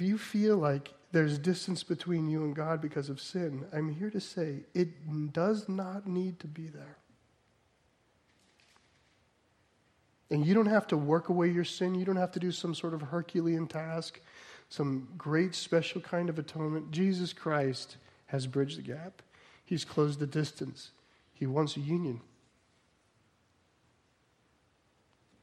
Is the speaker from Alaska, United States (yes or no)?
no; New Jersey, United States; I'm from New Jersey.